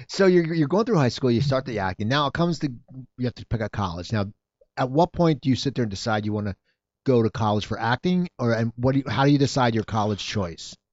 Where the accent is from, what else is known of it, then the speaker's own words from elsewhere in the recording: Philadelphia, Pennsylvania, United States; I grew up in Philadelphia